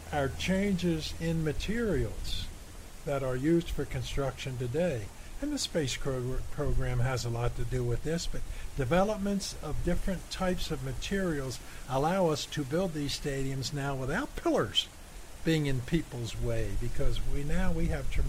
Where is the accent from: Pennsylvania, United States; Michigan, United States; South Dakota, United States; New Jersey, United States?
Michigan, United States; coldest I've been, and I'm from Michigan